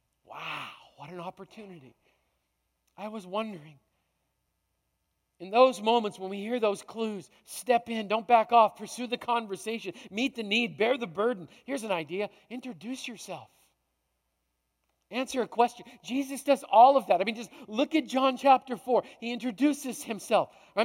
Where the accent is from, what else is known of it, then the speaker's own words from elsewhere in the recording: Canada; I came from Canada.